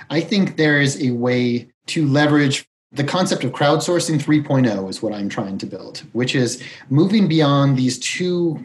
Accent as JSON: {"language": "English", "region": "Colorado", "country": "United States", "tie": "born or raised there", "also_born_or_lived": "Chicago / San Francisco / South America / Brazil", "moved": "as an adult", "said": "I was born in Chicago. I grew up in Colorado. I basically consider this my hometown"}